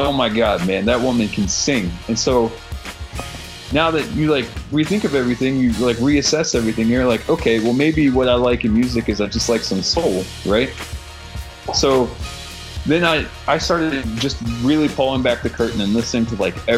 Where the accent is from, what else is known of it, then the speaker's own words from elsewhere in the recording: West Virginia, United States; we're from West Virginia